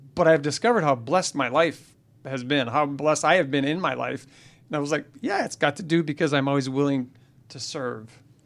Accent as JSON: {"language": "English", "country": "Canada", "said": "I'm a Canadian"}